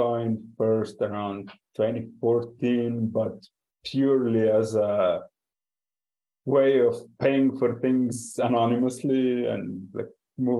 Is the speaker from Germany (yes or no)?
no; Slovenia; I am from Slovenia, but currently escaping the European winter in Mexico.